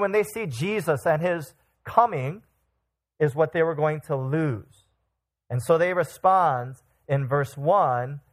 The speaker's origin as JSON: {"language": "English", "town": "Chicago", "region": "Illinois", "country": "United States", "said": "I'm from Chicagoland"}